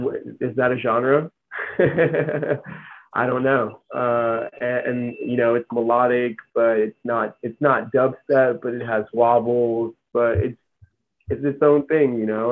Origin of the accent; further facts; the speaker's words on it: Armenia; born there; So I was born in Armenia, and in the 80s, during the Soviet Union